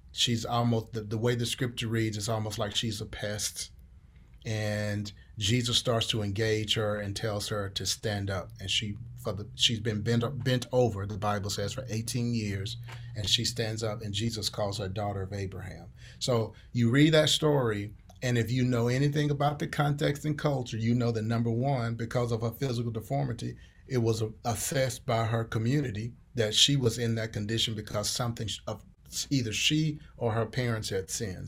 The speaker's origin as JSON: {"language": "English", "town": "Columbia", "region": "Mississippi", "country": "United States", "tie": "born or raised there", "also_born_or_lived": "Houston, Texas", "moved": "as an adult", "lives_now": "Wichita, United States", "said": "I grew up in, in southern Mississippi"}